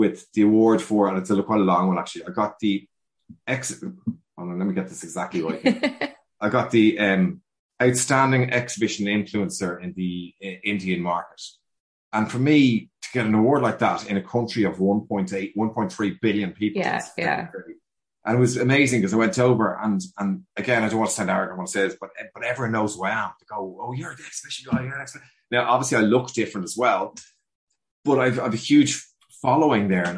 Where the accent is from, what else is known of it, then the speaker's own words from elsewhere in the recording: Dublin, Leinster, Ireland; I'm a 6th generation dub